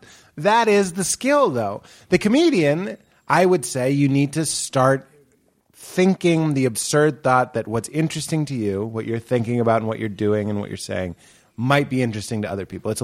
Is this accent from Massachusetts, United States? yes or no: yes; Lexington, Massachusetts, United States; I'm from New England as well. I'm from Lexington.